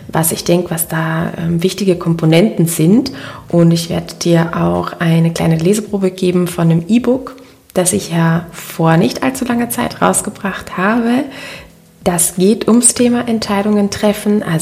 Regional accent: Linz, Upper Austria, Austria; Ich wollte diese Podcast-Folge ja eigentlich in meiner Heimatstadt in Linz in Oberösterreich aufnehmen.

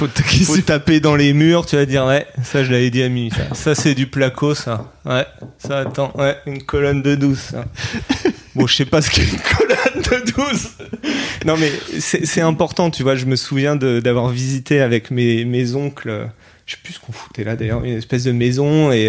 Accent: France; mon pays, la France, c'est là où j'ai grandi

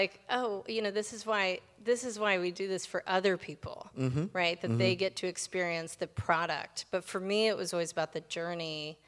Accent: Washington, District of Columbia, United States; Yeah, D.C. proper.

